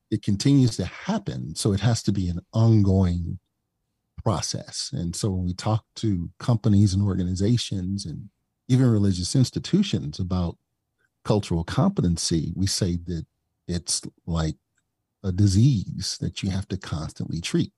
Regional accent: East St. Louis, Illinois, United States; I came from East Saint Louis, and I grew up with the benefit of having about ninety-nine percent of my teachers and instructors

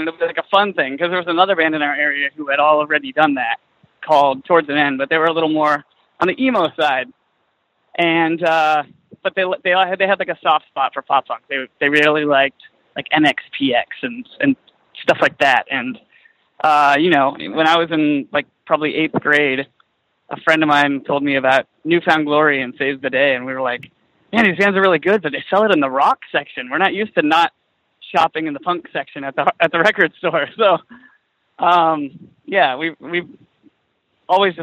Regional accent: East Bay, California, United States; I grew up in the East Bay

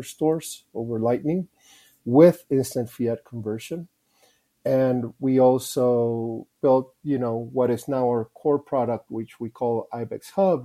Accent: Guatemala; moved away; also born or lived in Rotterdam; I'm from Guatemala

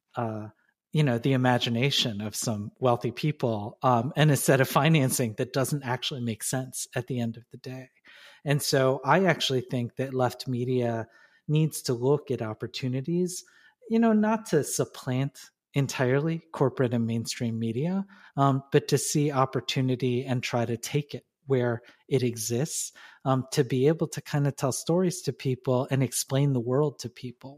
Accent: Detroit, Michigan, United States; also born or lived in New York; now in Chicago, United States; I was born in Detroit. I live in Chicago.

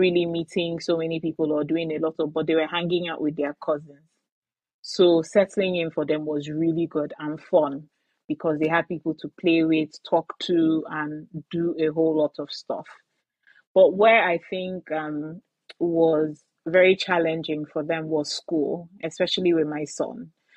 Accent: Aba, Abia, Nigeria; moved away as an adult; now in Calgary, Canada; I was born and raised in Aba, in in Nigeria

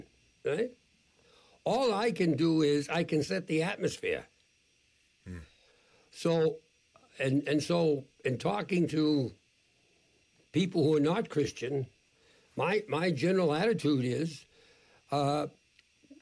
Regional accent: Boston, Massachusetts, United States; I was born and brought up an Irish Catholic in Boston in the 1940s

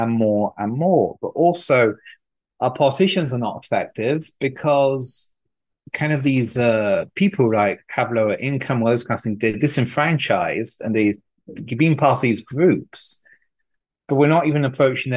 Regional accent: France; now in United States; I grew up in poverty in France

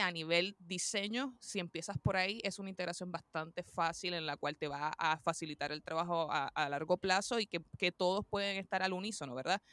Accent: Puerto Rico; soy de Puerto Rico, la isla del encanto, como le decimos por ahí

